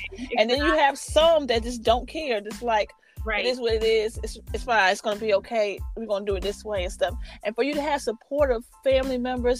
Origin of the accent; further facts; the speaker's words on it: New York City, New York, United States; moved away; I'm from Harlem originally.